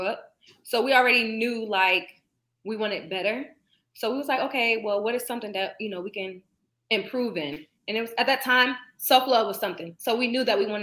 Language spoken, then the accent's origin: English; Raleigh, North Carolina, United States; also born or lived in Newark, New Jersey; I left Jersey when I was, like, 11, so... I wouldn't necessarily, I mean, it's home at the end of the day, but, you know, my adult life, I grew up in North Carolina